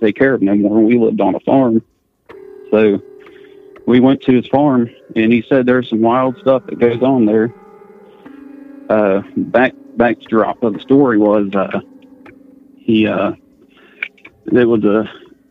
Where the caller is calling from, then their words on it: West Virginia, United States; I'm calling from West Virginia.